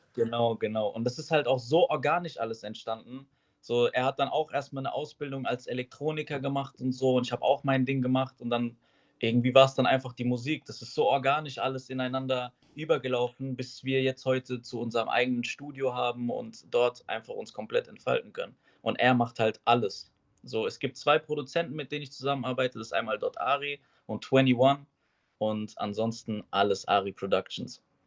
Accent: Schifferstadt, Rhineland-Palatinate, Germany; ich komme aus Schifferstadt

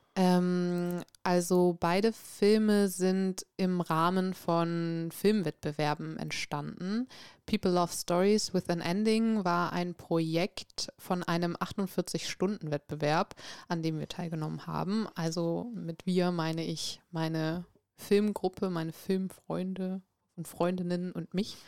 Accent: Bremen, Germany; also born or lived in Norway; tatsächlich komme ich aus Bremen

